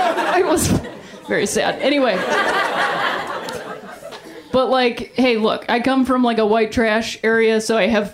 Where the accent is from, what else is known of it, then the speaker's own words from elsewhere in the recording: Ohio, United States; I grew up in Ohio, and we have a place called Cedar Point